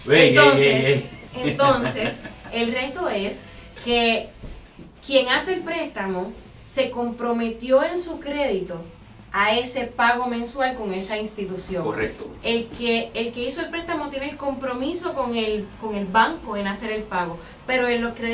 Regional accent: Puerto Rico; now in Florida, United States; Y es que habemos muchas personas acá en la Florida que venimos de Puerto Rico, de otros lugares.

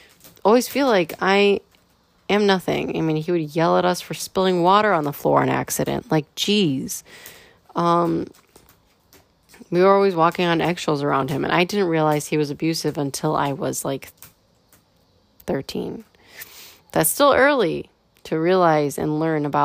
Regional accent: United States; as a firstborn generation American, you know, I come from European roots

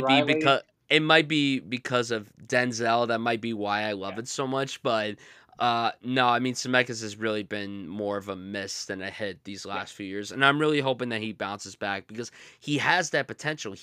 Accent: New Jersey, United States; my home state of New Jersey

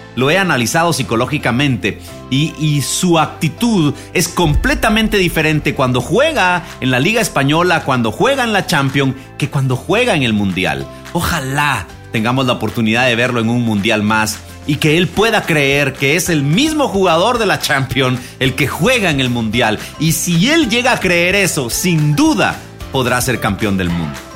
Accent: Guatemala; nosotros los guatemaltecos

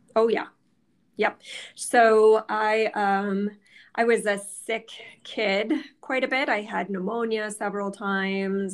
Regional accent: Mount Clemens, Michigan, United States; moved away as an adult; also born or lived in Green Bay, Wisconsin; I grew up in the Detroit area in Mount Clemens, Michigan.

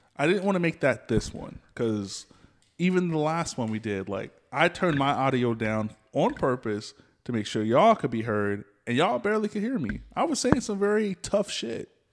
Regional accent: the South, United States; I'm from the South

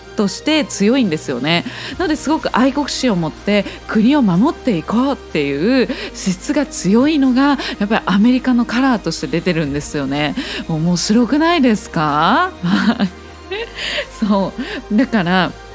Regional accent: Japan; 私たち日本という国が

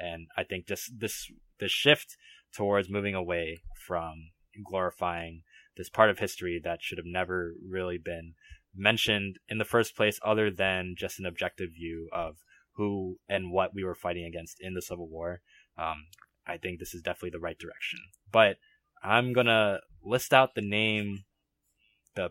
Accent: Virginia, United States; we're from Virginia

